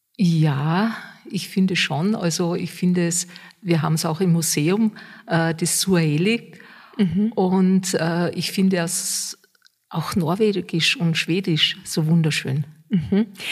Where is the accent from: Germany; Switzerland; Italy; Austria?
Austria; bei uns in Österreich